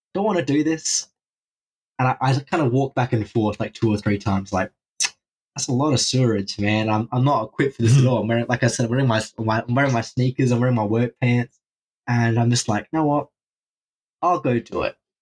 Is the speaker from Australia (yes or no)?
yes; Australia; I'm from Australia